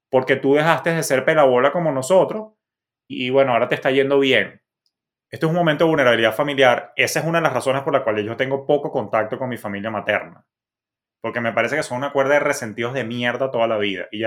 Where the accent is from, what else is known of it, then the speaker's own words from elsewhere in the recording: Maracay, Aragua, Venezuela; born there; Por eso yo nací en Maracay, por carambola